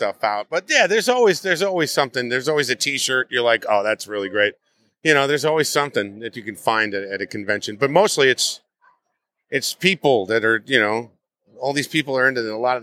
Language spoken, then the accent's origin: English; New Jersey, United States; I'm from Jersey, but the Jersey City, that's hardcore